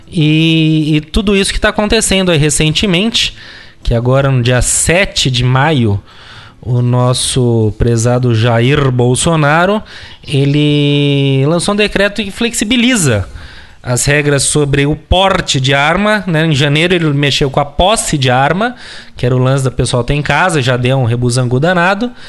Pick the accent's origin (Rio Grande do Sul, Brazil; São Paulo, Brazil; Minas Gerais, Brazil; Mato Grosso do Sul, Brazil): Rio Grande do Sul, Brazil; now in London, United Kingdom; eu como gaúcho inglês.